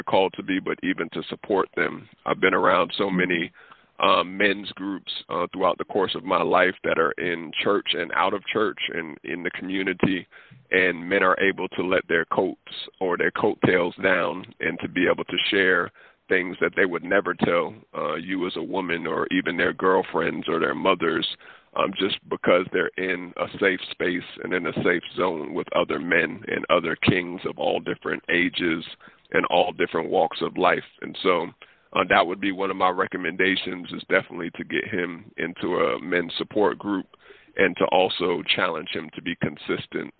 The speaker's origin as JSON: {"language": "English", "town": "Atlanta", "region": "Georgia", "country": "United States", "tie": "born or raised there", "also_born_or_lived": "Oakland, California", "said": "raised in Atlanta, Georgia."}